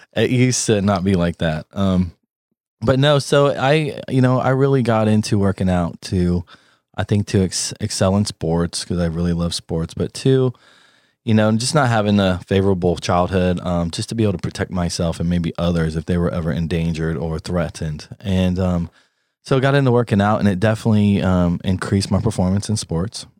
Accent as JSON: {"language": "English", "town": "Columbus", "region": "Ohio", "country": "United States", "tie": "born or raised there", "also_born_or_lived": "Houston, Texas / Maine / Florida / Los Angeles", "moved": "yes", "lives_now": "North Carolina, United States", "said": "I was raised in Columbus, Ohio"}